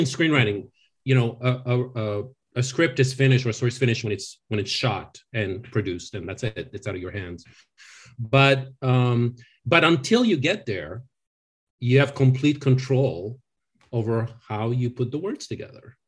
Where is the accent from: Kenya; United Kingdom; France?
France; now in Los Angeles, United States; I, I grew up in France